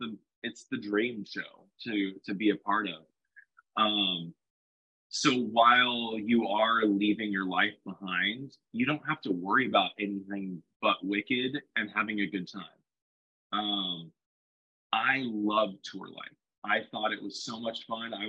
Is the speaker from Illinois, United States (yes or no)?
no; Stockton, California, United States; moved away as an adult; also born or lived in Lodi, California / Fresno, California / Orlando, Florida; born and raised in Stockton, California.